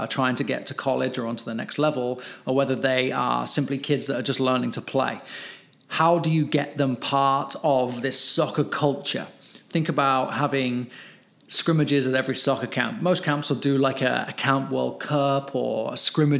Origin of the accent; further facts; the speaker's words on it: England, United Kingdom; now in California, United States; I'm English